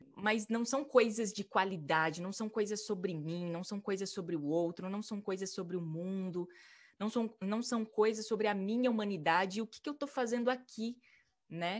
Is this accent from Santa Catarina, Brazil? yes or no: no; Maringá, Paraná, Brazil; moved away as an adult; also born or lived in São Paulo / Italy / England; eu, com 21 anos, saí de Maringá, minha cidade natal